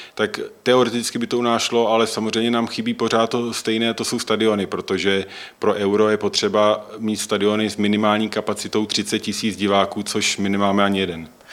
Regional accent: Czechia; jako Češi

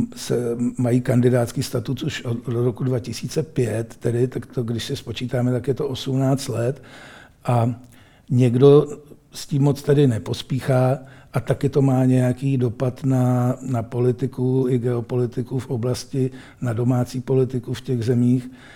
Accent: Czechia; a my tady jako Češi

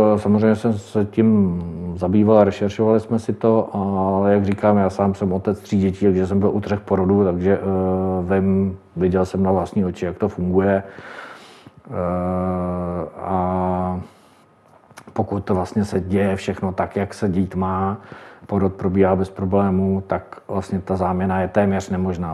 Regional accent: Telč, Vysočina Region, Czechia; jsem z Telče a Třebíče kousek od nás

